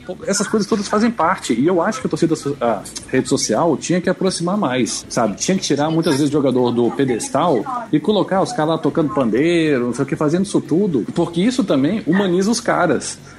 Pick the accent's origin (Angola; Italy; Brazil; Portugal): Brazil; Brasília, Federal District; sou de Brasília